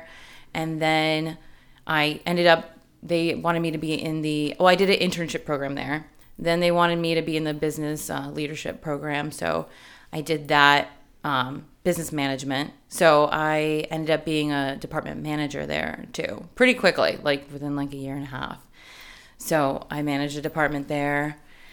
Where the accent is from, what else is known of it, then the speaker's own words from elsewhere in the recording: New Jersey, United States; moved away as an adult; also born or lived in West Virginia; now in San Diego, United States; I grew up my whole life in Jersey